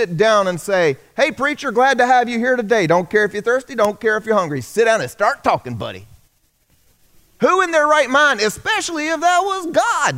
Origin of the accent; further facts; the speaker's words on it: South Carolina, United States; I grew up here in the South. I'm a South Carolinian, native South Carolinian